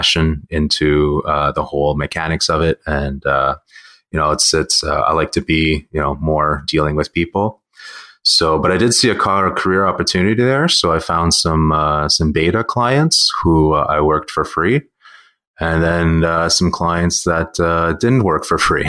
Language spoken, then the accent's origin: English; Montreal, Quebec, Canada; I'm born and raised and still reside here in Montreal